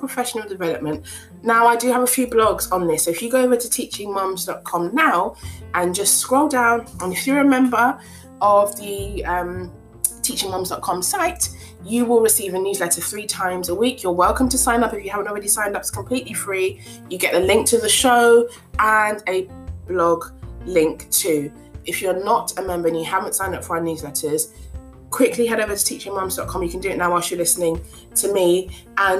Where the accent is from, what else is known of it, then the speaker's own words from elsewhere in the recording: London, United Kingdom; first language English; English is my first language. I was born in London